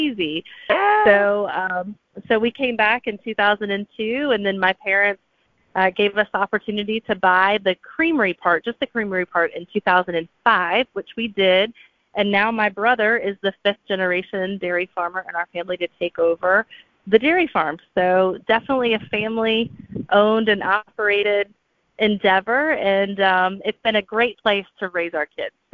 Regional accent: South Georgia, United States; also born or lived in Atlanta, United States; growing up in South Georgia

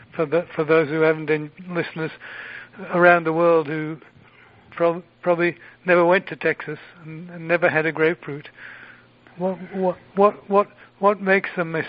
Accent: England, United Kingdom; born or raised there; moved away

